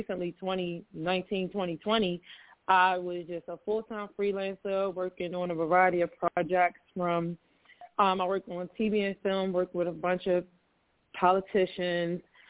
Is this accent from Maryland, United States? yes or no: yes; Baltimore, Maryland, United States; I am from Baltimore, Maryland